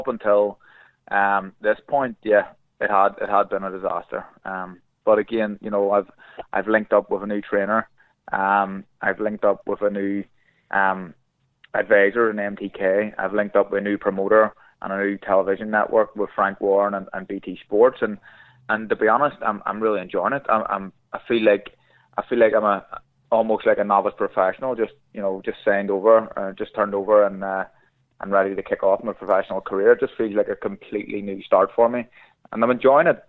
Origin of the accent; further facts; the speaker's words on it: Belfast, Northern Ireland, United Kingdom; I love Belfast. It's my favourite city in the world. It's my hometown, and I love it